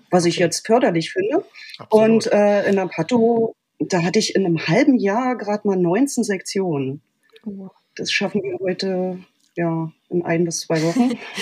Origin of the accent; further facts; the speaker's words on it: Berlin, Germany; ich bin in Berlin geboren, aufgewachsen und schon immer hier